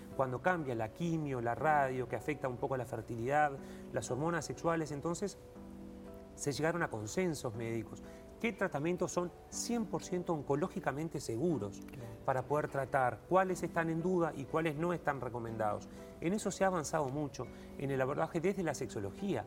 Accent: Uruguay; como uruguayo

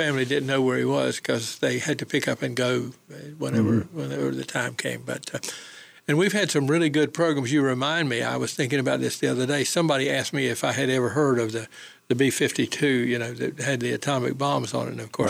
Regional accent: Goldsboro, North Carolina, United States; my hometown of Goldsboro.

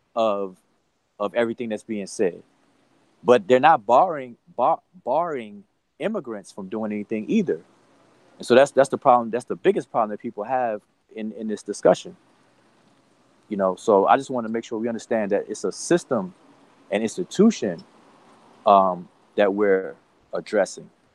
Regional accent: Washington, District of Columbia, United States; I'm from Washington D.C., and DC has definitely had a complete facelift from the time that I grew up in in, uh, in DC till now

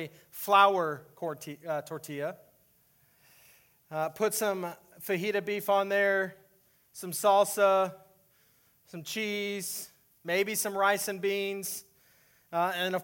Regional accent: Texas, United States; moved away as an adult; now in Iowa, United States; I was born and raised in Texas

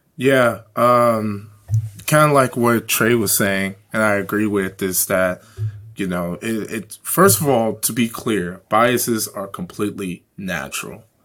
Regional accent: Chicago, Illinois, United States; growing up in Chicago

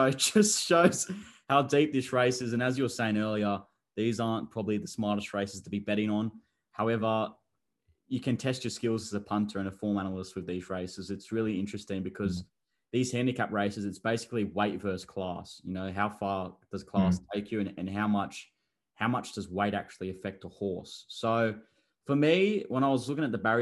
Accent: provincial New South Wales, Australia; the provincial New South Wales, my hometown.

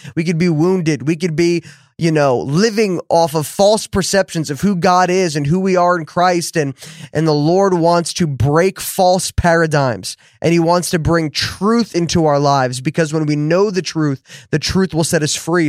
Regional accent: New Jersey, United States; now in Dallas, United States; I grew up in New Jersey

